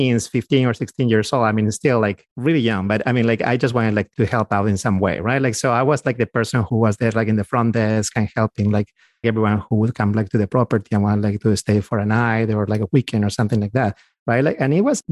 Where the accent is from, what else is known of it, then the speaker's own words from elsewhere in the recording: Peru; moved away as an adult; now in United States; we're from South America. We both are from Peru, my wife and I. So we actually came here about 15 years ago and we were physicians already.